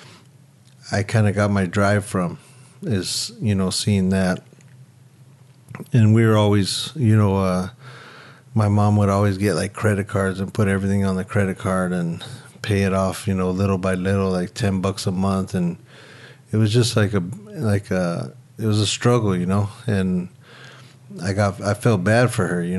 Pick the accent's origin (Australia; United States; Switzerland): United States; Santa Monica, California; I was born in Santa Monica at St. John's Hospital and grew up pretty much all on the west side